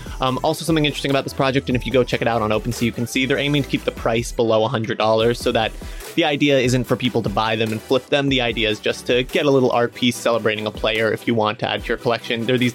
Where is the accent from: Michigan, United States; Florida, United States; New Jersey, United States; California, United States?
New Jersey, United States; I was born in New Jersey